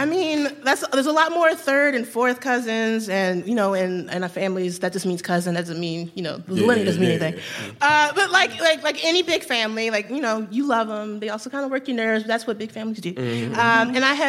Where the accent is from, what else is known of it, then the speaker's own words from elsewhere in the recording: Baltimore, Maryland, United States; Though I was born and raised in Baltimore, this is my ancestral. It's my family at our ancestral home in Creswell, North Carolina.